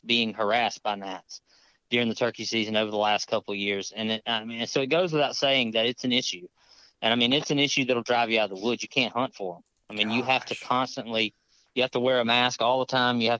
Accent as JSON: {"language": "English", "region": "Southwest Mississippi", "country": "United States", "moved": "yes", "lives_now": "Baton Rouge, United States", "said": "I live just north of Baton Rouge and I'm from Southwest Mississippi."}